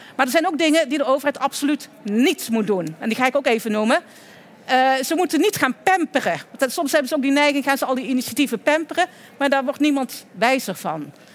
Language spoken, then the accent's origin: Dutch; Oirschot, North Brabant, Netherlands; In het Groene Woud, in de buurt van Oorschot, waar ik vandaan kom en waar dus ook een deel van de familie zit, eh, in Oorschot